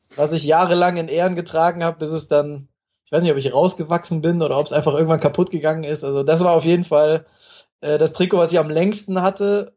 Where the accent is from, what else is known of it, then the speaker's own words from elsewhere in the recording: Vaihingen an der Enz, Baden-Württemberg, Germany; also born or lived in Hamburg / Stuttgart / Cologne; ich bin dann mit, wie gesagt, so 1997, 98 bin ich dann nach Baden-Württemberg gezogen, äh, auch in den Speckgürtel nach Feingen-Enz ungefähr und bin dann da aufgewachsen